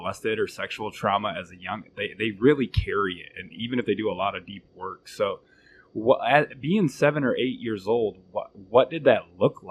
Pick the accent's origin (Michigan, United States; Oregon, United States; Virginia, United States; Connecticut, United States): Michigan, United States; Flint; growing up in Flint, Michigan, it's kind of rugged